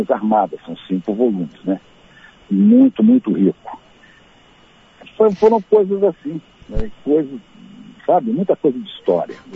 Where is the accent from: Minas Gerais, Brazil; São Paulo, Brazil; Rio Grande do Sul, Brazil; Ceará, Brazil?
Rio Grande do Sul, Brazil; Santa Maria; born there; eu nasci em Santa Maria, mas eu nunca, nunca vi coisa tão fria como tinha